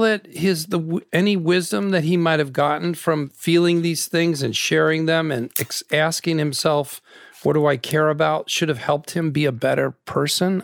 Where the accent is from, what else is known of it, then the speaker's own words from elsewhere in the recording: Naperville, Illinois, United States; I'm a suburban kid. I'm from Naperville, Illinois